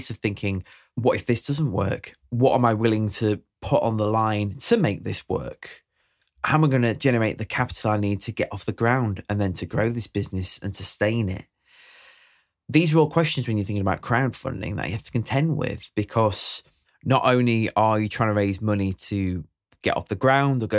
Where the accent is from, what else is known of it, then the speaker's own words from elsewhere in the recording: Sheffield, Yorkshire and the Humber, United Kingdom; my hometown of Sheffield